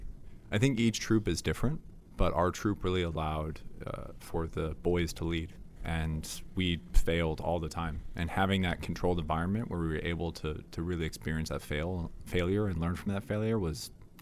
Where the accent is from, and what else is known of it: Chicago, Illinois, United States